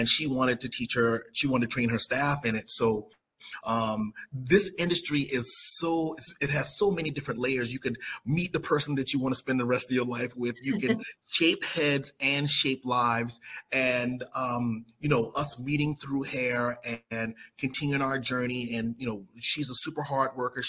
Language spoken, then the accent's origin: English; South Carolina, United States; I'm from South Carolina